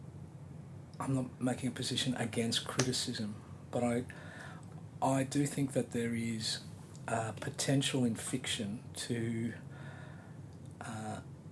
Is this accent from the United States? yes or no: no; Australia; as Australians